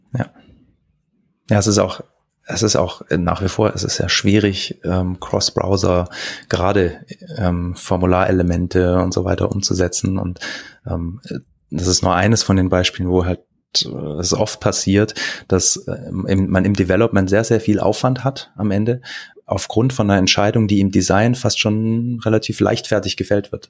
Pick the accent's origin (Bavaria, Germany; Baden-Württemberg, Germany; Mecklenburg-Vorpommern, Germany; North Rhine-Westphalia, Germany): Baden-Württemberg, Germany; Stuttgart; also born or lived in Kiel / Gerlingen; bin ursprünglich aus Stuttgart zum Studieren nach Kiel, dann wieder zurück und bin jetzt ähm, mit meiner Familie hier in der Nähe von Stuttgart in Gerlingen